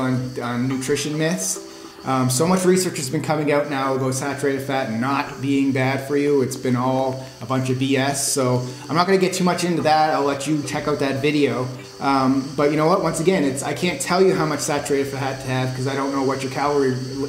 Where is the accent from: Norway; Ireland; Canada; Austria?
Canada; Halifax, Nova Scotia; accent: Nova Scotian; moved away; I'm a proud Maritime Canadian. So if you don't know what the Maritimes are, it's East Coast provinces in Canada. So I'm originally from Halifax, Nova Scotia. And so I guess you could say my accent was Nova Scotian